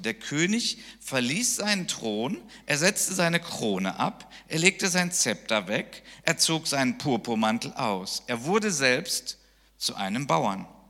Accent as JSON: {"language": "German", "country": "Germany", "said": "ich als Deutscher"}